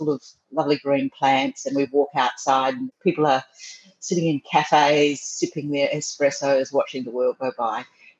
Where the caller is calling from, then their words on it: Paris, Île-de-France, France; Bonjour. I'm today in Paris. I'm living in the most beautiful area, beautiful big open avenues.